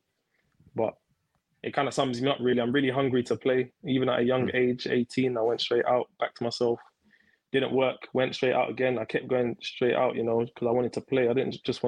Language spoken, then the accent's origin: English; London, United Kingdom; I grew up in East London, Canning Town